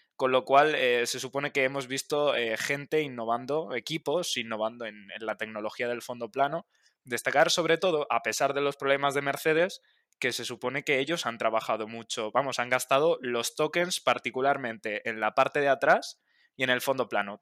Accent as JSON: {"language": "Spanish", "country": "Spain", "said": "como, español"}